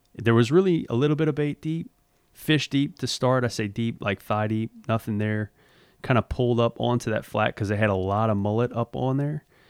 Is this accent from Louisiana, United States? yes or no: yes; Louisiana, United States; moved away; also born or lived in Mississippi; growing up in Louisiana